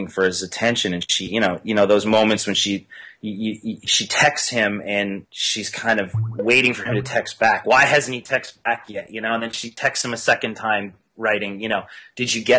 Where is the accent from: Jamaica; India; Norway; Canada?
Canada; I'm Canadian